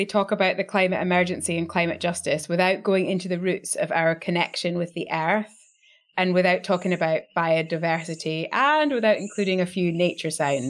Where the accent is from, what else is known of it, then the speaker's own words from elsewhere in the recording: Scotland, United Kingdom; I'm Scottish.